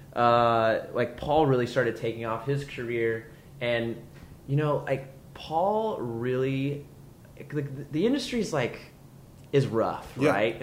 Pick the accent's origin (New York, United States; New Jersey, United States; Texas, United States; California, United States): California, United States; Southern; we grew up in Southern California